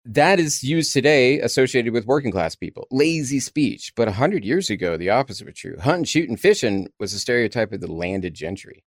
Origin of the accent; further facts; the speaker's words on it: Texas, United States; accent: Texas; I never thought I had much of an accent until I spent a lotta time in New York and kept getting called Texas boy